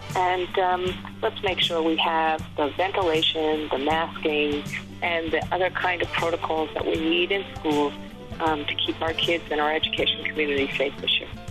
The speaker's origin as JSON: {"language": "English", "town": "New York City", "region": "New York", "country": "United States", "said": "I'm from New York City and or from New York State."}